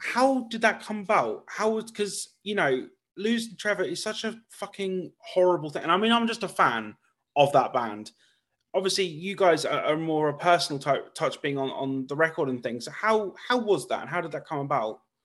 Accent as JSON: {"language": "English", "country": "United Kingdom", "tie": "born or raised there", "said": "my hometown in, in the U K"}